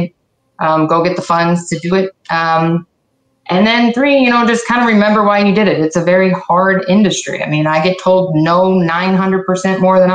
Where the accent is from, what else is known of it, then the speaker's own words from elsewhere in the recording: Syracuse, New York, United States; moved away as an adult; also born or lived in Akron, Ohio; I'm from Syracuse. Wanted to go back home